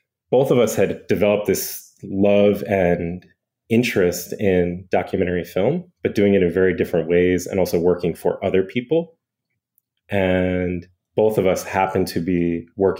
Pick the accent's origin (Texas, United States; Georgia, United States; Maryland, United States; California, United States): Maryland, United States; Bethesda; also born or lived in Portland, Oregon; now in Washington, D.C., United States; I was born in Washington, D.C., as was my brother Brandon, and grew up in Bethesda, Maryland